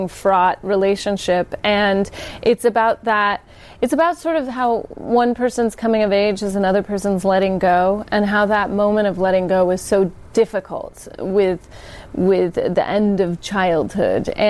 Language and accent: English; Sacramento, California, United States; I grew up in Sacramento.